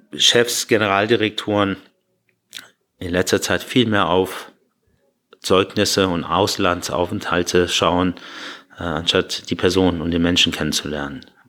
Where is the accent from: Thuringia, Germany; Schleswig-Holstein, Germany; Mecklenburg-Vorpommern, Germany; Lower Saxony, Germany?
Lower Saxony, Germany; Hanover; also born or lived in Iran / Berlin / Bahrain; now in Munich, Germany; wenn ich mir eine Heimat aussuchen müsste und mich jetzt festlegen, ist da, wo ich groß geworden bin. Das ist äh, in Hannover